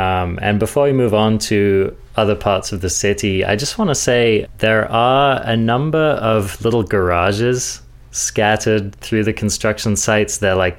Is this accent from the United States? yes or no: no; England, United Kingdom; I'm I'm English. Can you tell?